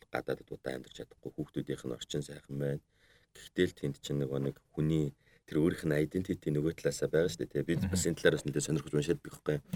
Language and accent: Mongolian; Mongolia